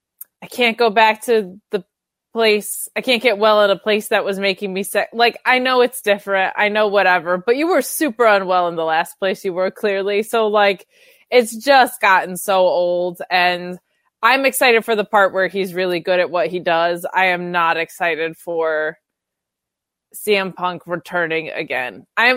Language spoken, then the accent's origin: English; Northeast, United States; The Northeast.